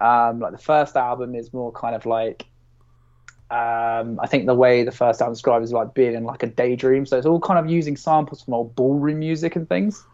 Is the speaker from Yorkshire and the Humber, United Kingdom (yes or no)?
no; Basingstoke, South East England, United Kingdom; I'm from Basingstoke